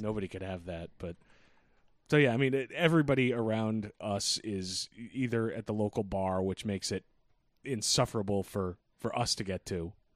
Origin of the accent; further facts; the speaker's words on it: New England, United States; we're unique being from New England